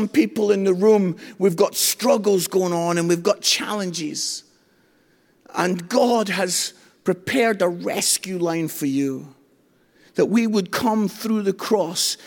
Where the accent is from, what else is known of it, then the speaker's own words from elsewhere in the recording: Edinburgh, Scotland, United Kingdom; moved away as an adult; now in England; I come from Edinburgh